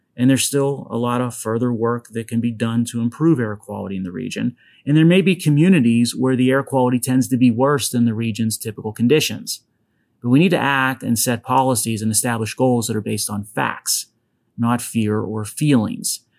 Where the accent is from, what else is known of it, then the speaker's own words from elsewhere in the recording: Western Pennsylvania, United States; accent: Pittsburghese; it's from Western Pennsylvania